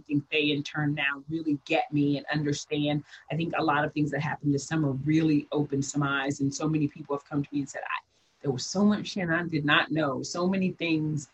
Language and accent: English; Midwest, United States; moved away; I come from the Midwest. I'm from the country.